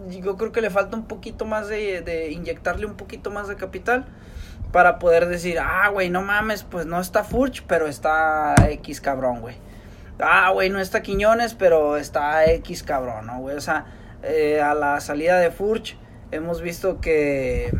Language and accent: Spanish; Monterrey, Nuevo León, Mexico; de nosotros los regios